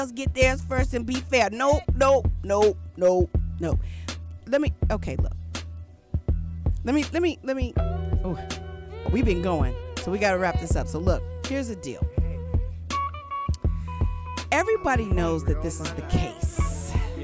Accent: Los Angeles, California, United States; also born or lived in St. Louis, Missouri; I was born in St. Louis, raised in Los Angeles

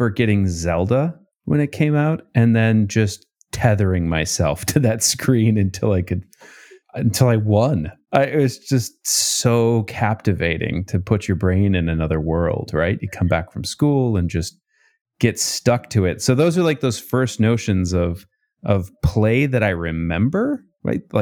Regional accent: St. Cloud, Minnesota, United States; Yeah, St. Cloud, next to a park. That, Where's St. Cloud? Minnesota.

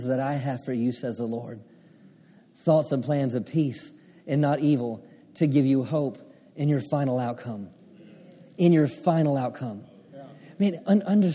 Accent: Maryland, United States; I grew up on the Chesapeake Bay, grew up on the water in Maryland

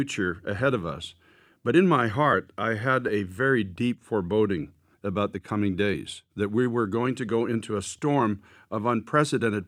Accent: United States

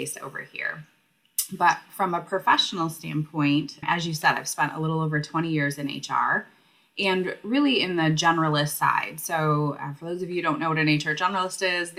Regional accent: Michigan, United States; also born or lived in Grand Rapids, Michigan / Detroit, Michigan; I am a Michigander, born and raised, and have lived all over the state of Michigan

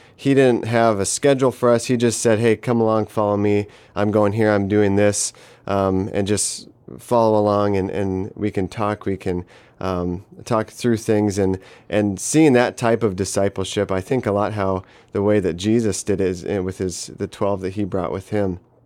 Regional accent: Denver, Colorado, United States; moved away as an adult; now in Palau; I grew up in Denver, Colorado, uh, for most

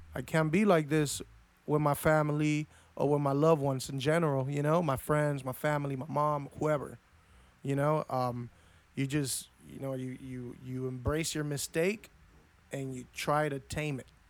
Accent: Argentina; also born or lived in Los Angeles, United States; now in United States; I was born in L A, but I was raised my, m, most of my life in Argentina

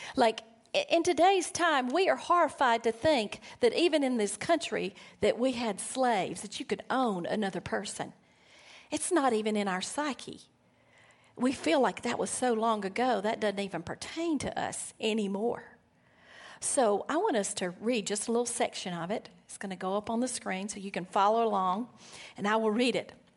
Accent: Alabama, United States; moved away; I'm from Alabama

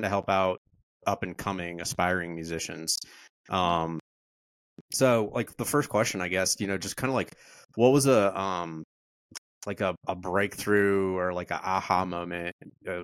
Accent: Goshen, United States; now in South Carolina, United States; Goshen's my hometown, but I live in South Carolina now, just north of Greenville.

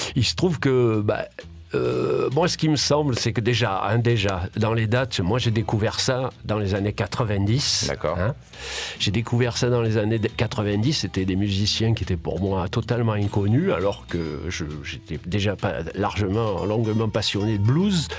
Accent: Marseille, Provence-Alpes-Côte d'Azur, France; je suis Marseillais de souche

